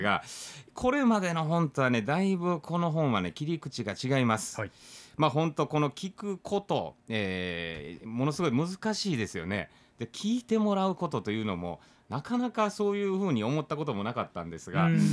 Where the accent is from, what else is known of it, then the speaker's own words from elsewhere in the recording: Kansai, Japan; now in Okinawa, Japan; 僕ら関西人